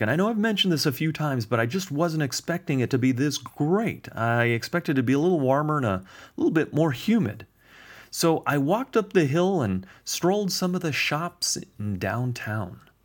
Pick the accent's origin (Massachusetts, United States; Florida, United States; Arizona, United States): Arizona, United States; Phoenix; I was from the Phoenix area